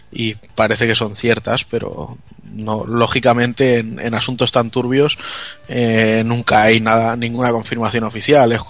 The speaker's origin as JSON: {"language": "Spanish", "country": "Spain", "said": "Esta de, soy española, ¿qué quieres que te gane?"}